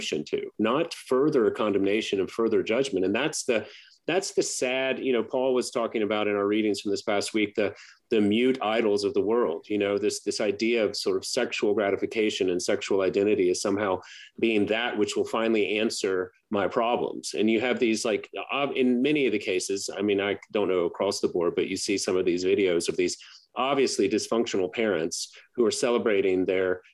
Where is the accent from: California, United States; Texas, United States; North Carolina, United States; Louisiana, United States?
Louisiana, United States; Baton Rouge; growing up in Baton Rouge